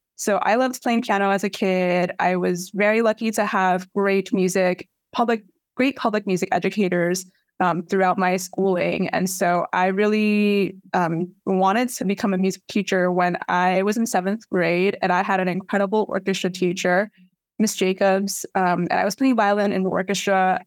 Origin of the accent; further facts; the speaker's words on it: New York City, New York, United States; I grew up here, um, and raised here.